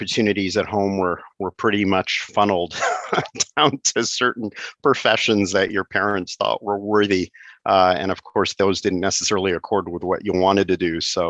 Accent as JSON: {"language": "English", "town": "Montreal", "region": "Quebec", "country": "Canada", "tie": "born or raised there", "said": "born and raised in Montreal."}